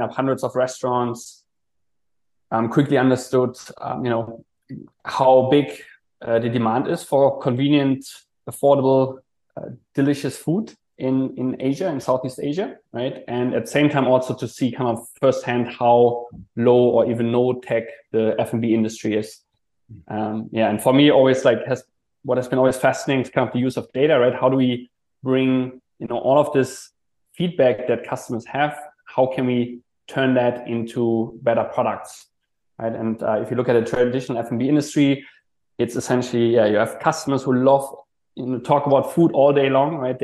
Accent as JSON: {"language": "English", "country": "Germany", "also_born_or_lived": "Hong Kong", "moved": "as an adult", "lives_now": "Malaysia", "said": "originally I'm from Germany, did a student exchange in Hong Kong."}